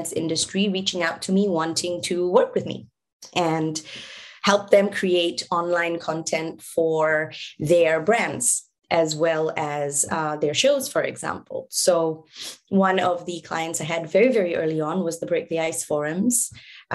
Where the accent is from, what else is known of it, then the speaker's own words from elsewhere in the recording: Singapore; moved away; also born or lived in Bangladesh; I was born in Singapore